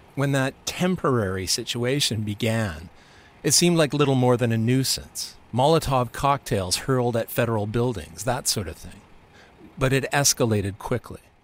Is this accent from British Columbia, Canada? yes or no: yes; Vancouver, British Columbia, Canada; I grew up an Anglophone in Vancouver, the other side of Canada